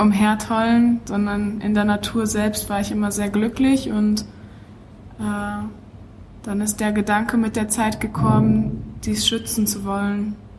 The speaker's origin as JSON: {"language": "German", "town": "Witten", "region": "North Rhine-Westphalia", "country": "Germany", "tie": "born or raised there", "lives_now": "Dortmund, Germany", "said": "Ich bin in Witten geboren, ähm, studiere an der Ruhr-Universität Bochum, aber wohne in Dortmund, also ganz Ruhrgebiet"}